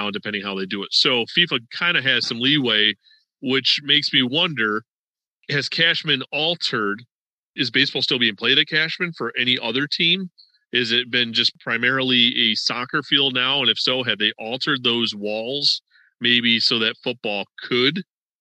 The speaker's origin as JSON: {"language": "English", "region": "New York", "country": "United States", "moved": "yes", "lives_now": "Florida, United States", "said": "I was from New York and you have your ties to New York."}